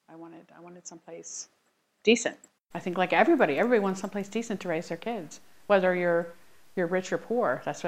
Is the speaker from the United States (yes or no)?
yes; Lancaster, Pennsylvania, United States; I grew up in Lancaster City, and that was okay. But I was not looking for city living, so I was very happy to find a place in a small town, because this is a small town, and I like that. I like that feel of the small town.